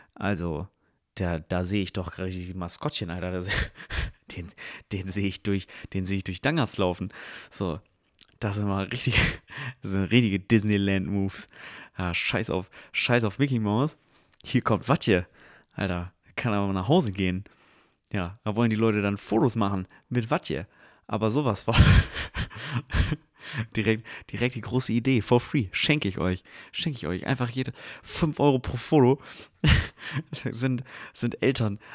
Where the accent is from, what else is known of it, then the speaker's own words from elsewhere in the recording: Dangast, Lower Saxony, Germany; moved away; Ich bin in Dangast aufgewachsen. Ich habe in Dangast von meinem achten Lebensjahr bis ich 18 war dort gelebt, zehn Jahre.